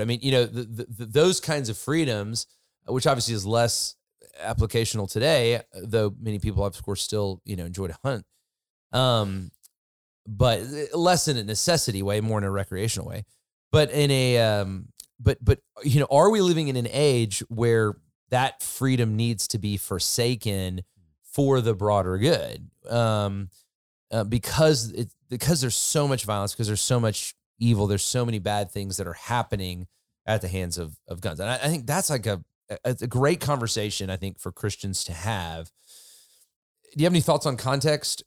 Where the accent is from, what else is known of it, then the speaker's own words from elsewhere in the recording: United States; I'm an American